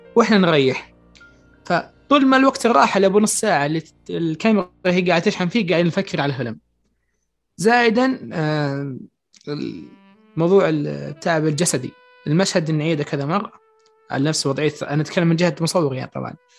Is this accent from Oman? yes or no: no; Saudi Arabia; عندنا في السعودية